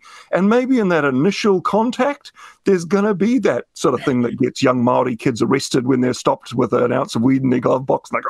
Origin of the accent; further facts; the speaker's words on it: United Kingdom; you know, like culturally I'm British.